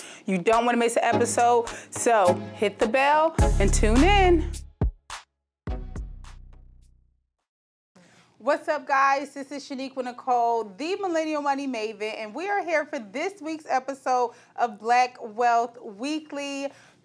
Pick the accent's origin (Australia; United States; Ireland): United States; New Jersey; I'm from New Jersey